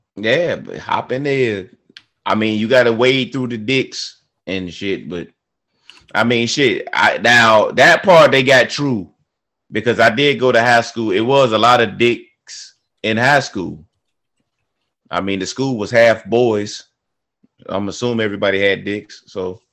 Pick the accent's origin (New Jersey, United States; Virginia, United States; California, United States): Virginia, United States; I grew up in Virginia